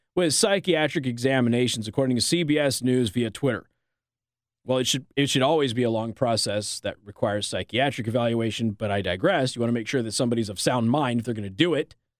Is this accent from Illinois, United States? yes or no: no; Las Vegas, Nevada, United States; I'm from Vegas